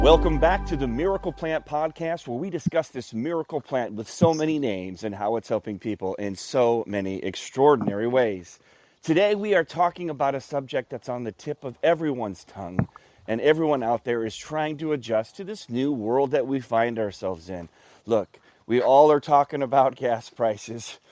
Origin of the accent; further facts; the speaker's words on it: Omaha, Nebraska, United States; I grew up in Omaha, Nebraska